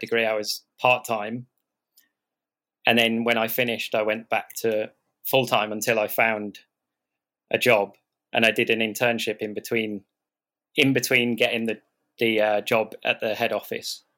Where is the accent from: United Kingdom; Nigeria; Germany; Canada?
United Kingdom; Southport, North West England; also born or lived in Liverpool / London; where I grew up in Southport